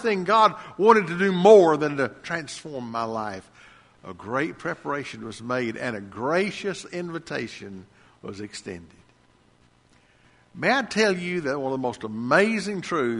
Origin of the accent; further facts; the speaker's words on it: Lacey Springs, United States; I was 12, almost 13 years old, growing up in Lacey Springs